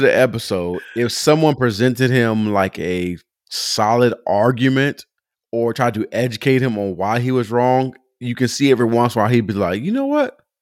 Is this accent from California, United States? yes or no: yes; Pomona, California, United States; now in Atlanta, United States; I'm Pomona growing up